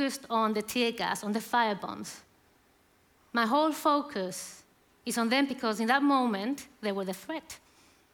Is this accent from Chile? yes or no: yes; Chile; moved away as an adult; now in United Kingdom; I'm from Chile.